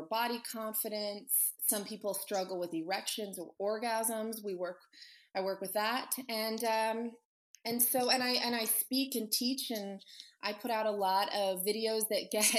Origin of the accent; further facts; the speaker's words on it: Annapolis, Maryland, East Coast, United States; moved away as an adult; also born or lived in Virginia / Los Angeles; now in Las Vegas, United States; I'm originally from the East Coast. My family's in Virginia and I went to school mostly though in Annapolis, Maryland